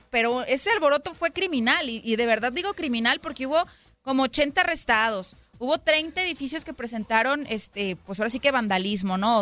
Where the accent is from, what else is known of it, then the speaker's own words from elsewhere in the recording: Mexico; now in United States; yo soy mexicana, Romy también es mexicana, y es un orgullo para nosotras como mexicanas